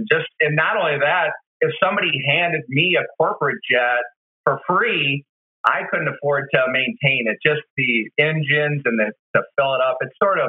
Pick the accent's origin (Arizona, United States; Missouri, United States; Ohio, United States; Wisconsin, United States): Wisconsin, United States; also born or lived in St. Louis; I was born and raised in Wisconsin. I thought this job would take me all over the place, but all my jobs actually kept leading me right back to the Midwest.